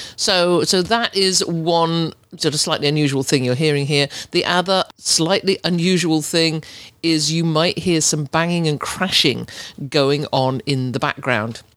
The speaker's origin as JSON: {"language": "English", "region": "England", "country": "United Kingdom", "tie": "born or raised there", "also_born_or_lived": "Ontario, Canada", "accent": "English", "moved": "as an adult", "said": "As you can tell by my accent, I'm, I'm English. I was born and brought up in England until two thousand and three, when I moved to, to Ontario"}